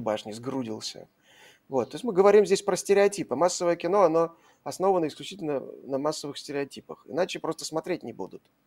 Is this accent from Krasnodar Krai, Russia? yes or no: no; Saint Petersburg, Russia; я вот из Петербурга